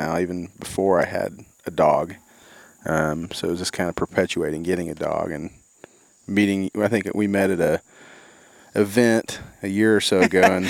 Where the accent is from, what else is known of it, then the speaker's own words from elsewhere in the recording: Southern Illinois or Central Illinois, United States; I grew up in Southern Illinois or Central Illinois, depending on who you talk to or whose side you're on, I guess.